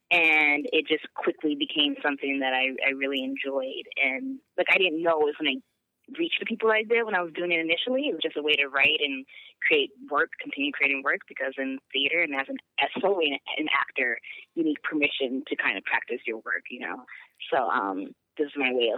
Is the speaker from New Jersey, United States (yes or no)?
no; Chicago, Illinois, United States; I'm from Chicago.